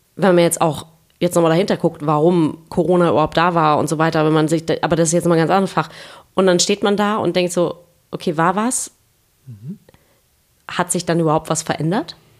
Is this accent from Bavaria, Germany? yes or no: no; Kiel, Schleswig-Holstein, Germany; now in Hamburg, Germany; Ich komme aus Kiel ursprünglich